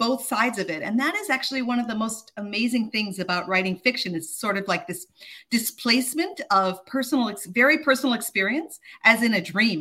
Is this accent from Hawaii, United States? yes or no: yes; Honolulu, Hawaii, United States; I grew up in Honolulu.